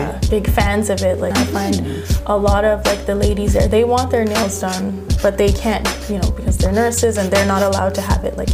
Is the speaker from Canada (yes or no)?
yes; Toronto, Ontario, Canada; also born or lived in Montreal, Quebec; I moved out to Scarborough when I was about six, seven